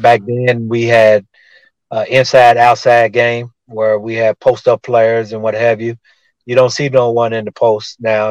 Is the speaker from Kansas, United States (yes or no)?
no; Tulsa, Oklahoma, United States; my hometown of Tulsa, Oklahoma